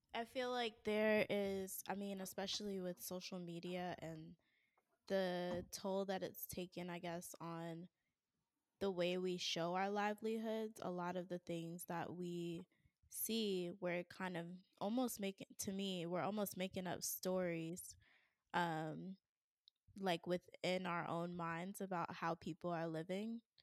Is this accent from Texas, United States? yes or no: no; Raleigh, North Carolina, United States; moved away as an adult; also born or lived in Atlanta / California; I had to move back to my hometown, and Raleigh is not a small town